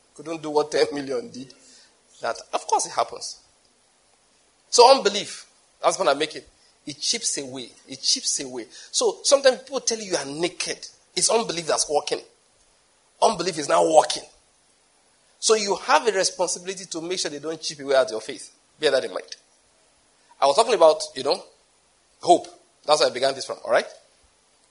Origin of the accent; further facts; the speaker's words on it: Nigeria; I'm a Nigerian